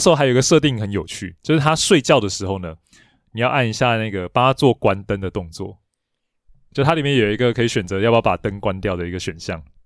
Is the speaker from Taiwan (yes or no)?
yes; Taiwan; 我小时候玩的电子机，因为我是在台湾玩到嘛